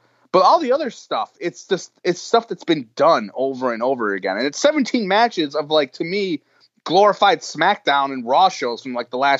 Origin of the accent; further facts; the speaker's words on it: Buffalo, New York, United States; now in New York City, United States; I am here as the unofficial expat who has been in New York City since 2002. And I can tell you that when I tell people I'm from Buffalo